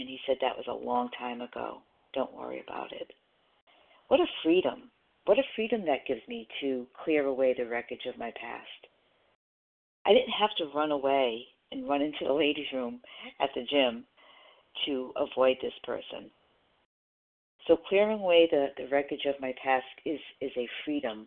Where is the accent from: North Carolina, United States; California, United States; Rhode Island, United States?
Rhode Island, United States; now in South Carolina, United States; I'm from Rhode Island originally, but I do live in South Carolina now.